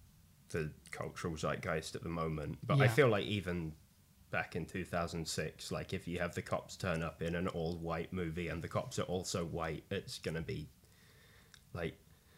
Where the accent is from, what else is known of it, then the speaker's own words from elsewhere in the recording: United Kingdom; now in London, United Kingdom; And we're British.